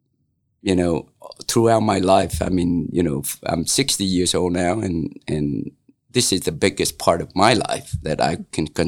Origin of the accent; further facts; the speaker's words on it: Central Coast of Vietnam, Vietnam; also born or lived in Detroit, Michigan; now in Grant County, United States; I was born in Central Coast of Vietnam